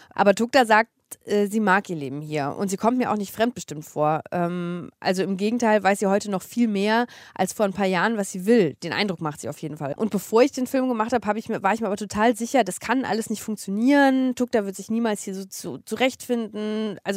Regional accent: Eifel, Germany; die sind noch zusammen und leben zusammen in meinem Heimatdorf ähm, und schlagen sich gerade durch den Eifler Winter.

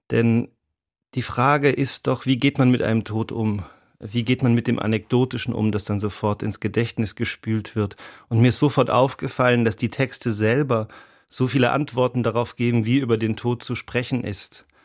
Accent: Rhineland-Palatinate, Germany; born there; Ich bin ja in Rheinland-Pfalz geboren.

